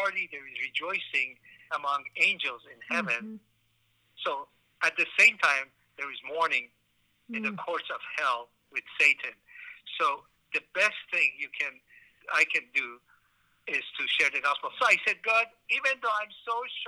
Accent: Iran; moved away; also born or lived in Tehran; I was born in Iran. I was a Muslim, and I was pretty devout in my early years

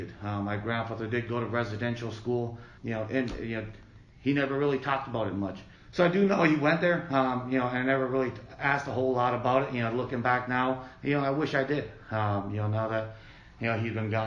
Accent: Akwesasne Reservation, northern New York, United States; now in Allentown, United States; I grew up on the Akwesasne Reservation. It's located in northern New York

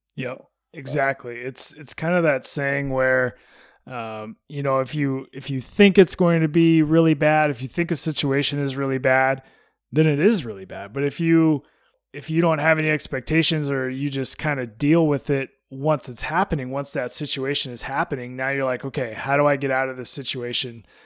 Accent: Alaska, United States; moved away; growing up in Alaska, we just got tennis at my high school

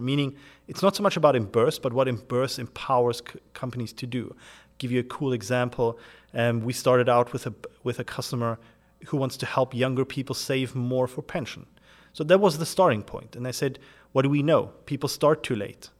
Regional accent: South Africa; moved away as an adult; also born or lived in United Kingdom; I'm originally born and grew up in South Africa in a German household

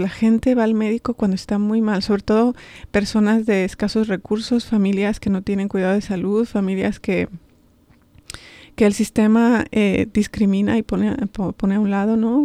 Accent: Madrid, Community of Madrid, Spain; moved away as an adult; also born or lived in Cañar, Ecuador; now in Baltimore, United States; Crecí en Madrid, eh, en Vallecas, soy vallecana de corazón.

